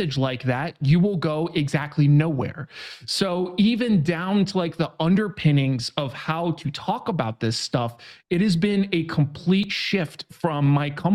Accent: New York, United States; moved away as an adult; now in San Diego, United States; I'm from New York originally

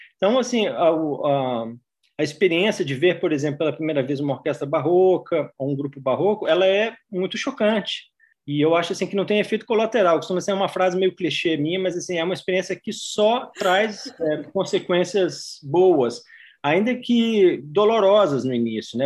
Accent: Juiz de Fora, Minas Gerais, Brazil; Eu sou natural de Juiz de Fora, Minas Gerais

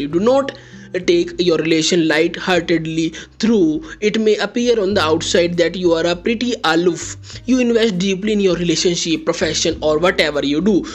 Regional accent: India; I am from India

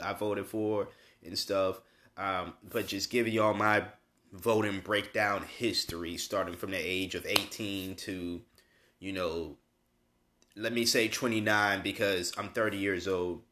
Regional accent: Massachusetts, United States; now in North Carolina, United States; my home state of Massachusetts

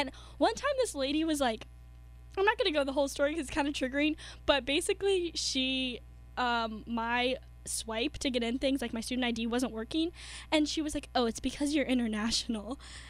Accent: West Virginia, United States; moved away as an adult; now in Florida, United States; I was born here in the States and I grew up, sorry, I grew up in West Virginia, and whenever I came to Florida for college

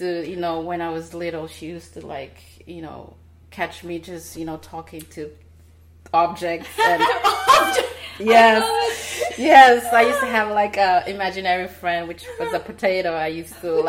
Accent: Portugal; also born or lived in Timor-Leste; now in United States; have to leave the country to move to Portugal. I was only 4 years old.

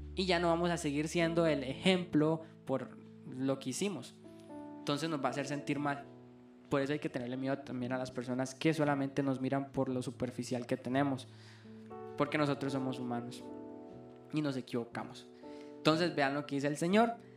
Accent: Liberia, Guanacaste, Costa Rica; yo soy de Liberia, Costa Rica

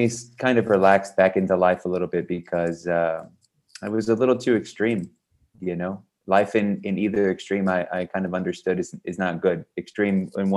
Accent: Texas, United States; also born or lived in south of Spain; now in Spain; I'm from Texas

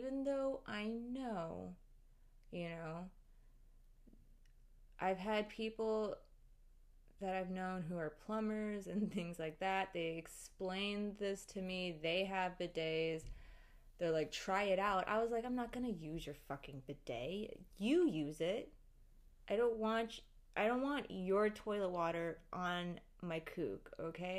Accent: United States; I grew up in Western society and American culture. We don't really have bidets over here.

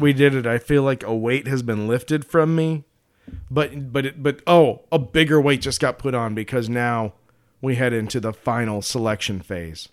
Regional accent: Colorado, United States; I'm from Colorado.

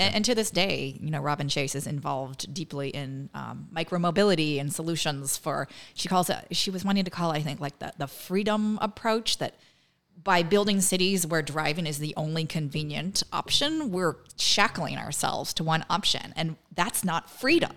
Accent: Northern California, United States; moved away as an adult; also born or lived in Massachusetts; now in Winthrop, United States; I grew up in Northern California where we didn't have transit

